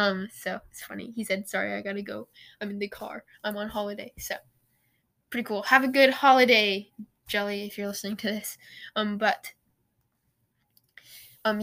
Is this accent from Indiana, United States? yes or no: no; Portland, Oregon, United States; I'm from the Rose City. I live in Oregon. I'm from the Rose City, Portland.